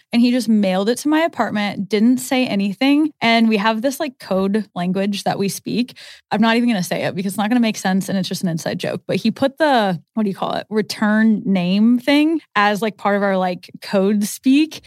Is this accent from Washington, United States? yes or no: no; Omaha, Nebraska, United States; grown up here